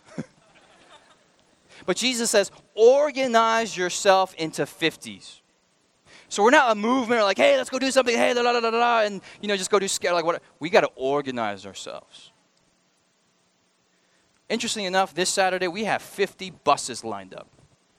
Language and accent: English; United States; I'm an American.